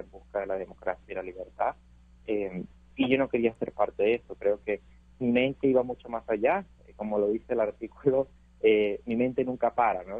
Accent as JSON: {"language": "Spanish", "country": "Venezuela", "moved": "yes", "lives_now": "United States"}